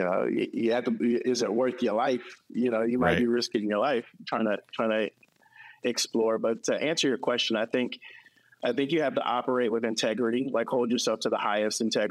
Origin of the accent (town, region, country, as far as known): North Fulton County, Georgia, United States; born or raised there; also born or lived in South Central Los Angeles, California